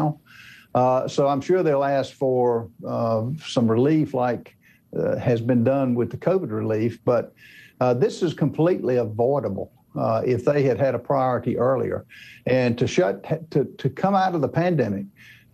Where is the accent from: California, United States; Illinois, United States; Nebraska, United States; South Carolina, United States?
South Carolina, United States; my home state of South Carolina